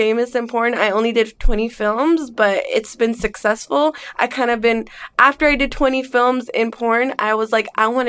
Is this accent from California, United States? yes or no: yes; Bay Area, Northern California, United States; also born or lived in Englewood, New Jersey; now in Los Angeles, United States; I grew up in Northern California. I am from the Bay Area.